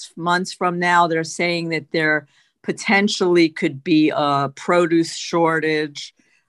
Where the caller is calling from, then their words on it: Boca Raton, Florida, United States; I'm calling in from Boca Raton.